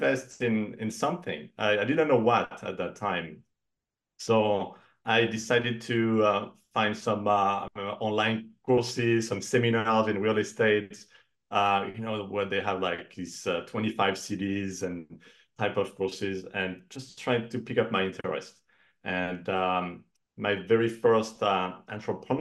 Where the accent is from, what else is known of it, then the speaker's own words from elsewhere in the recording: Cognac, Nouvelle-Aquitaine, France; moved away as an adult; now in United States; originally I'm from France, from the Cognac region in north of Bordeaux. And I came to the US for my first job about 21 years ago